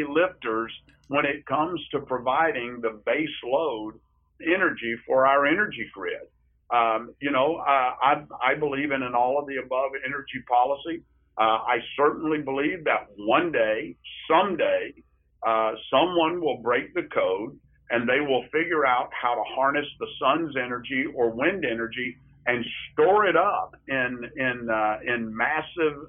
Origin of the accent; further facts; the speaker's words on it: Marietta, Ohio, United States; my hometown of Marietta